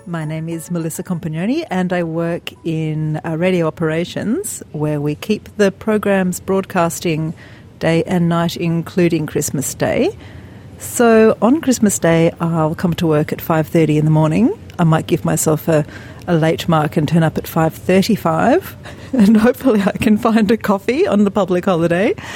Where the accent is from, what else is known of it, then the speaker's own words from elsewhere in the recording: Pakistan; now in Australia; I'm from Pakistan originally.